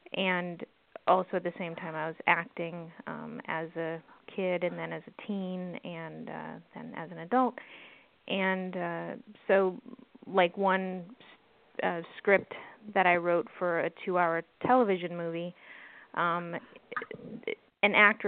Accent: East Coast, United States; now in Los Angeles, United States; I'm originally from the East Coast, both the Southeast and Northeast

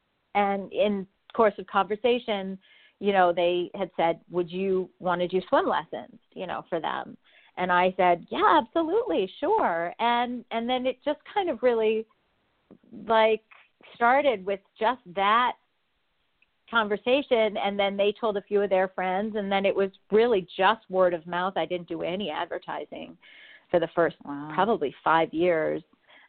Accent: Montreal, Quebec, Canada; now in Los Angeles, United States; I mean, I kind of consider myself to be one because we moved to California in the 70s, but I'm actually Canadian. I'm from Montreal.

